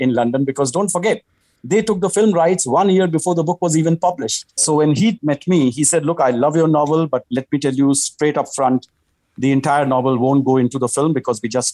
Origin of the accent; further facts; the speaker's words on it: India; I was writing as an Indian for Indians